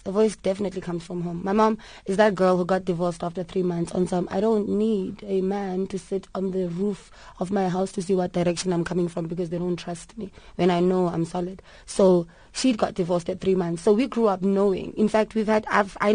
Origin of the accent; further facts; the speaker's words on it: Port Elizabeth, Eastern Cape, South Africa; moved away as an adult; also born or lived in Durban; I grew up in Port Elizabeth, and my mom put me on stage from when I was 6 months